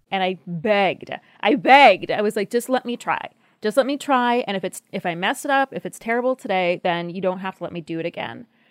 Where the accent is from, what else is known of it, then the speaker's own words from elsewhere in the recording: United States; we as a country